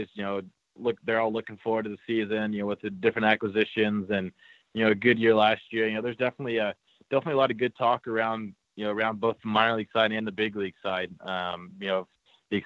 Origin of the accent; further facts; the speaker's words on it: California, United States; I grew up in California, so I grew up an Angels fan